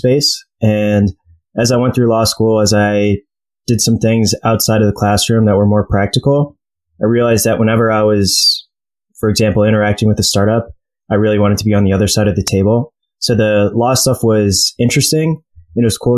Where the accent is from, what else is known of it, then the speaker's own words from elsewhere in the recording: Detroit, Michigan, United States; moved away as an adult; also born or lived in New York / Cleveland / Philadelphia / Chicago; So I was born in New York, lived there for like a year or two, moved to Cleveland, lived there until I was about eight, then moved to Detroit. I was there until the end of high school